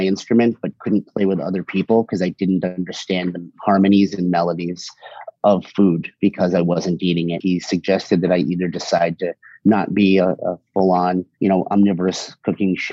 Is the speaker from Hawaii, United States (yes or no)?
no; Hartford, Connecticut, United States; now in Boston, United States; I'm from a little bit west of Hartford, spent a lot of time growing up in the Hartford area